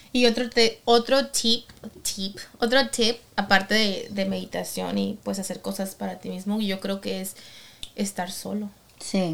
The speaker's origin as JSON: {"language": "Spanish", "country": "Mexico", "said": "soy mexicana"}